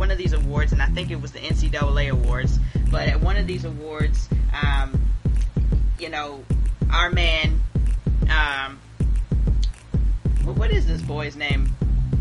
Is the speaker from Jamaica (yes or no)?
yes; Jamaica; I'm Jamaican. So, I'm also Jamaican.